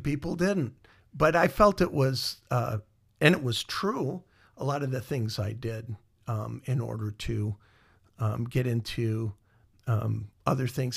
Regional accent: Iowa, United States; moved away; also born or lived in Minnesota; I grew up in Iowa

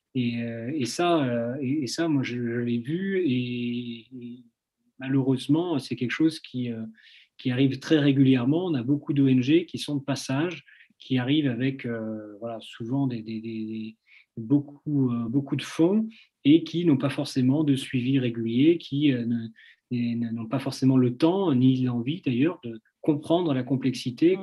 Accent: France; petit, euh, petit Français, qui débarque

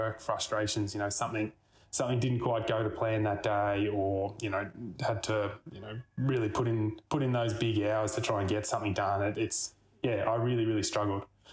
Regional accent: Albury, New South Wales, Australia; also born or lived in Mornington, Victoria / Melbourne; I was born down in Mornington before it was really cool. And then mum and dad moved up to Albury Wodonga

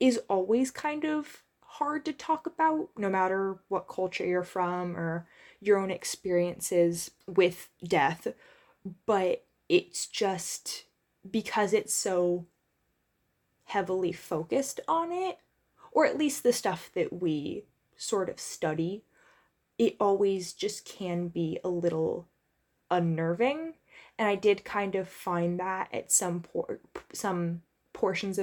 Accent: United States; as an American

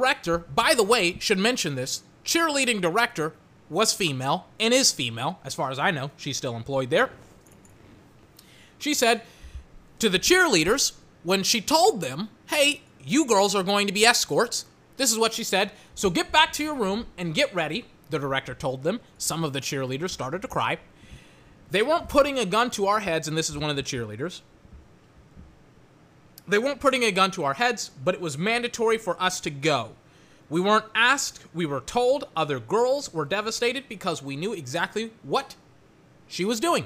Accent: Texas, United States; Can't speak it, even though I'm from Texas. Even though I grew up with a lot of Latinos, cannot speak Spanish.

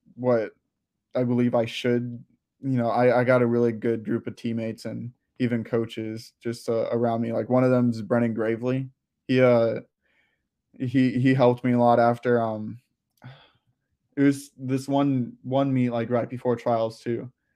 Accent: Clearwater, Florida, United States; also born or lived in Gainesville, Florida; I lived in Florida my whole life, uh, I was born around the Tampa area in Clearwater

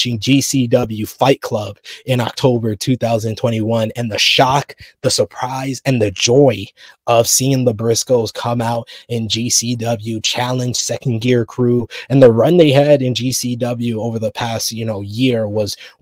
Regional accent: New York, United States; being a New Yorker

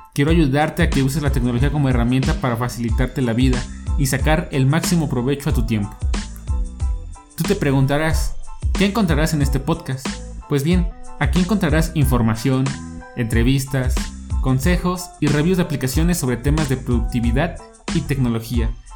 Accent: Mexico; soy un joven de origen mexicano

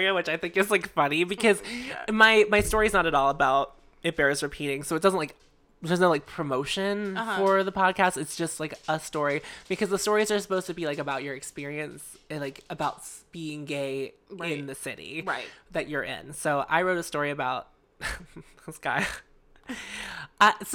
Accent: Pittsburgh, Pennsylvania, United States; I was from Pittsburgh

